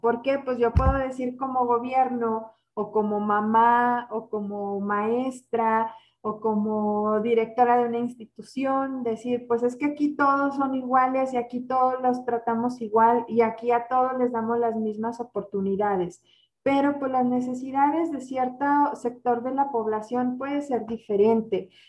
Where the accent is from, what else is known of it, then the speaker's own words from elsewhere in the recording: Mexico; como mexicanos